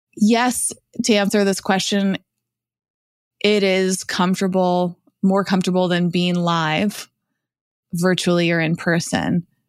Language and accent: English; Massachusetts, United States; moved away; also born or lived in New York / Los Angeles; I grew up in Massachusetts